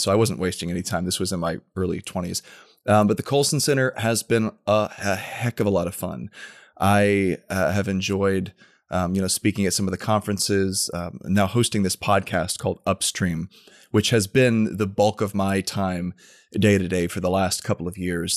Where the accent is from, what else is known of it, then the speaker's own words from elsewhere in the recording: Tampa, Florida, United States; also born or lived in Washington, D.C.; I was born and raised in the Tampa area